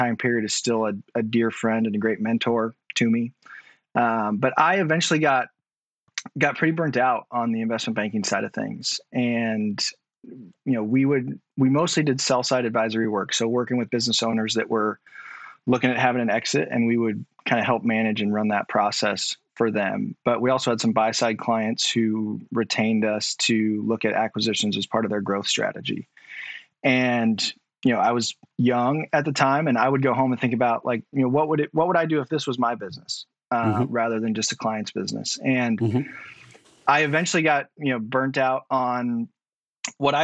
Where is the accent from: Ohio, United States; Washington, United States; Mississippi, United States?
Washington, United States; outside of Seattle; also born or lived in Texas; I grew up outside of Seattle, about an hour and a half outside of Seattle.